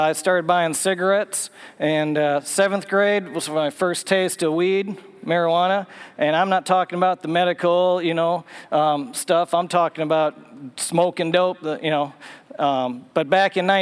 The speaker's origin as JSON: {"language": "English", "region": "Minnesota", "country": "United States", "tie": "born or raised there", "moved": "as an adult", "lives_now": "Tennessee, United States", "said": "I grew up in Minnesota"}